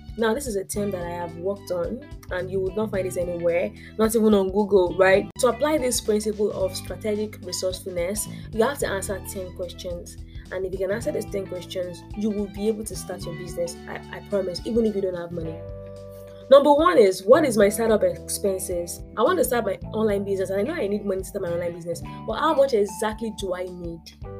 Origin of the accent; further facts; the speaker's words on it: Nigeria; being African and being Nigerian